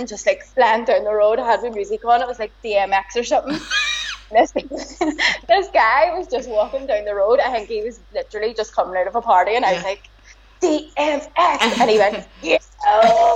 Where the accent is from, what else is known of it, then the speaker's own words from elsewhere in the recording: Belfast, Northern Ireland, United Kingdom; accent: broad Belfast; I have the broadest Belfast accent